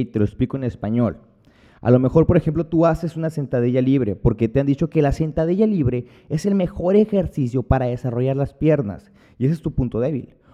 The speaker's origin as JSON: {"language": "Spanish", "town": "Hermosillo", "region": "Sonora", "country": "Mexico", "said": "Cuando llego aquí a Hermosillo, que es de donde, de donde yo soy"}